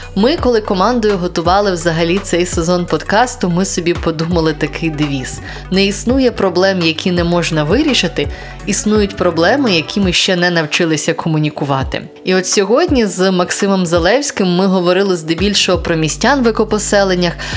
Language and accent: Ukrainian; Yalanets, Mykolaiv Oblast, Ukraine; moved away; мій Яланець, звідки я родом на Миколаївщині